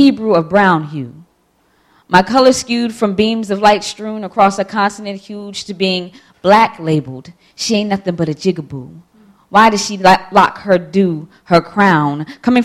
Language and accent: English; Columbia, Maryland, United States; I grew up in Columbia, Howard County, Maryland